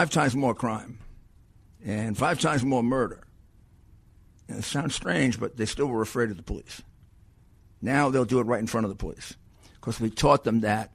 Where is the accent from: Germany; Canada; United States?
United States; New York City, New York; I was born in Brooklyn, and you're just not going to take that out of me